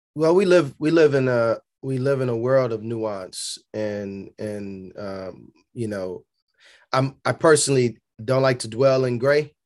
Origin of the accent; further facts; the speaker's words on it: Chicago, Illinois, United States; born and raised on Berean, at Berean Baptist Church on the south side of Chicago